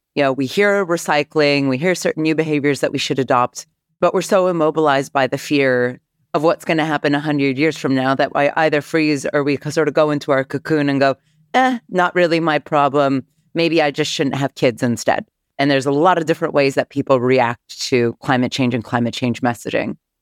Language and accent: English; Northern California, United States; growing up in Northern California